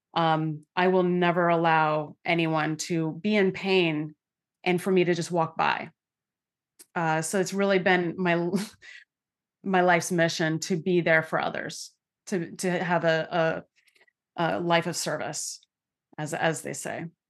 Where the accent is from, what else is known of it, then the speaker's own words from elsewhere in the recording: Santa Clara, California, United States; I grew up in santa clara california